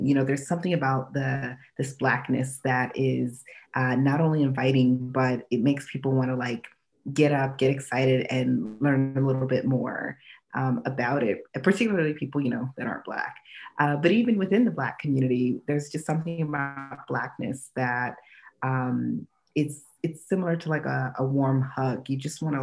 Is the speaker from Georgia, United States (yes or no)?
no; Annapolis, Maryland, United States; now in Southern California and Washington D.C., United States; I grew up actually right outside of Annapolis, Maryland, and it's a very, very, very white area